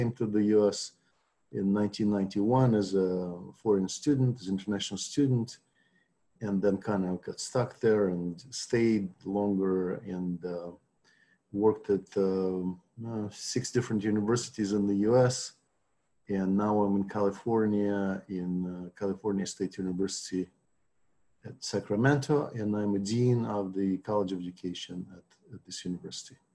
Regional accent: Novosibirsk, Novosibirsk Oblast, Russia; English is a second language; also born or lived in Moscow; I'm from from Russia, uh, grew up in uh, Novosibirsk, in the city of Western Siberia. Uh, that's where I went to my first teacher's college, and I, I, was trained as a history teacher first.

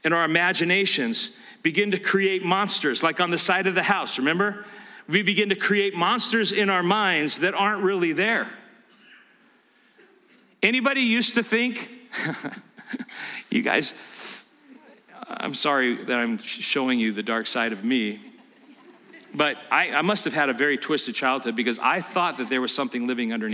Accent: California, United States; I grew up in California

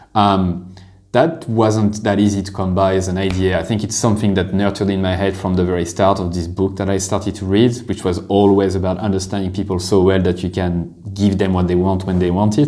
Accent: France; moved away as an adult; now in Dublin, Ireland; I did one year in a business school in France, a, a, an average business school uh, in my hometown

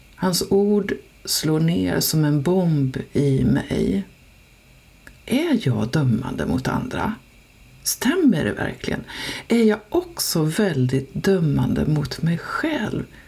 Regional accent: Dalarna County, Sweden; accent: dalmål; moved away; also born or lived in Stockholm; Jag talar dalmål

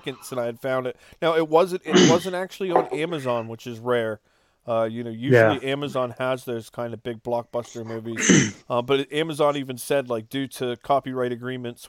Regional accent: Cumberland, Maryland, United States; we're from Cumberland

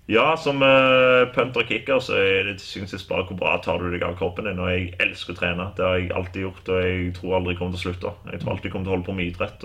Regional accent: Norway; moved away; also born or lived in Kansas, United States; jeg er, norsk, og jeg elsker Norge

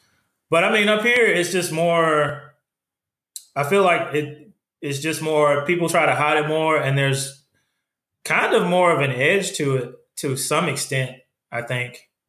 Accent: the South, United States; moved away; growing up in the South

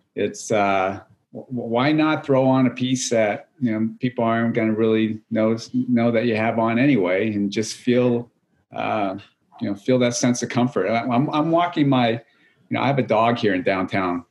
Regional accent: New Hampshire, United States; moved away as an adult; also born or lived in California; I grew up actually in New England, in New Hampshire

